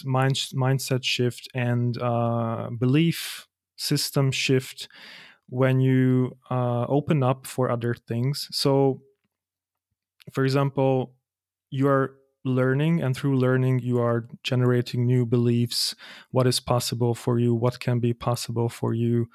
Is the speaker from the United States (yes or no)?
no; Hungary; moved away as an adult; also born or lived in Germany; now in Vienna, Austria; I'm from Hungary and I moved out to Germany 3 years ago